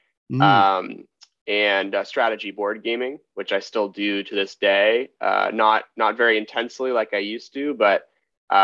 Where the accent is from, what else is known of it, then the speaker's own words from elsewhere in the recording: San Mateo, California, United States; also born or lived in Highlands Ranch, Colorado / Berkeley, California; I grew up here in the Bay Area on the peninsula in a town called San Mateo. And I was there through all the way up to early high school.